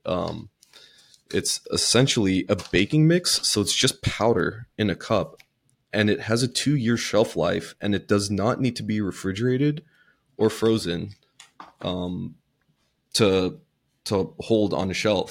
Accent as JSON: {"language": "English", "region": "Southern California", "country": "United States", "tie": "born or raised there", "said": "I grew up in Southern California."}